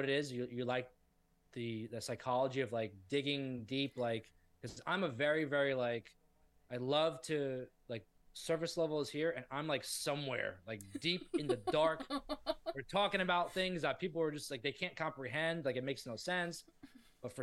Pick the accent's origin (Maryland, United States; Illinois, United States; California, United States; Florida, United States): Florida, United States; South; I'm from South Florida, so we have things like Flanagan's there